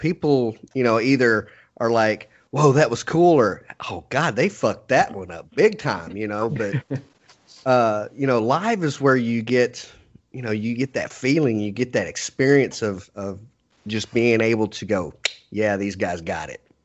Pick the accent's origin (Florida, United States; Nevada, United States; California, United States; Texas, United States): Texas, United States; we're all crazy Texans down here